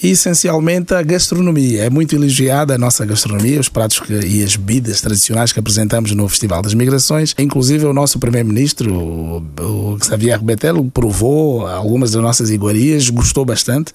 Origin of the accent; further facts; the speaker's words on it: Mozambique; also born or lived in Portugal; now in Luxembourg; Eu vim de Moçambique e lembro-me, em é Moçambique, nos anos 80, quando não tínhamos açúcar, íamos tocar à porta do vizinho.